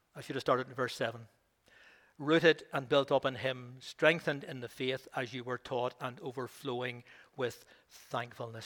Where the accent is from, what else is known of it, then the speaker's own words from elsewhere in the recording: Belfast, Northern Ireland, United Kingdom; also born or lived in Rathfriland; I didn't come from the country originally, I came from Belfast